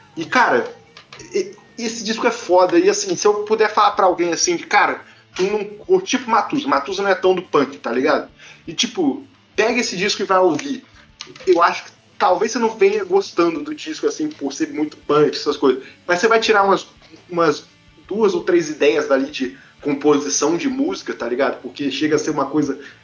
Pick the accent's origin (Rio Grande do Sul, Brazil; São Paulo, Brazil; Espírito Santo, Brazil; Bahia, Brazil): Espírito Santo, Brazil; Vitória; eu sou nascido em Vitória, Espírito Santo.